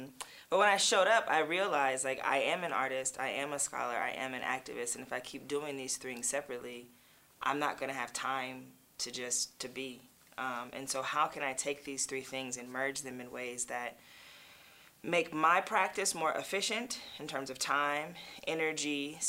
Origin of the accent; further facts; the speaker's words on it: Los Angeles, California, United States; Well, one of the beautiful things about LA is it's super diverse because so many people, I think Hollywood epitomizes the American dream in a lot of ways.